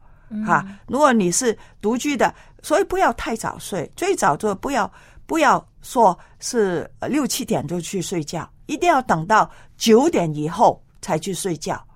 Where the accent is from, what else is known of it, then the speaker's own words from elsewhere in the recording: China; 还有我们中国人很厉害的，穿袜子，穿那个嗯